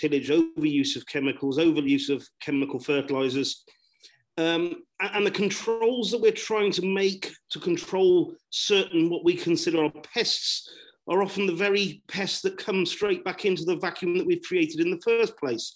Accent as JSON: {"language": "English", "area": "southwest of the UK", "region": "South West England", "country": "United Kingdom", "accent": "broad southwest", "said": "I am from the southwest of the UK and rather broad accent"}